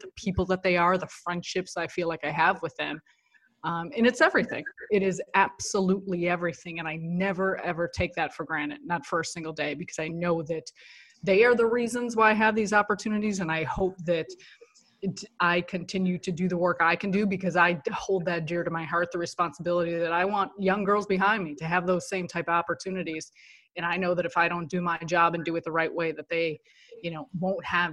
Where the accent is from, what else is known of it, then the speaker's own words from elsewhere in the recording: Chicago, Illinois, United States; moved away as an adult; now in New York, United States; me being born and raised in Chicago, and it's where I have my roots